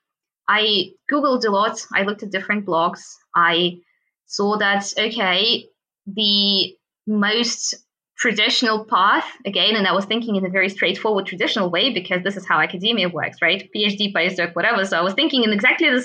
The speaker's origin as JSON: {"language": "English", "country": "Russia", "also_born_or_lived": "Moscow / Munich", "moved": "as an adult", "said": "I'm actually from Russia"}